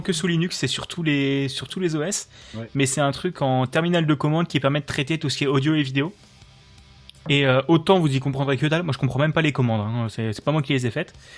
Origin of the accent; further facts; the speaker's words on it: Alsace, Grand Est, France; je suis euh, euh, alsacien.